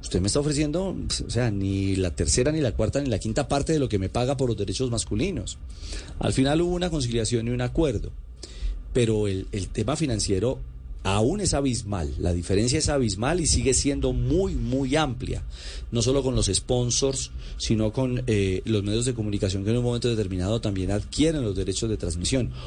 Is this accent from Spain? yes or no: no; Colombia; como colombiano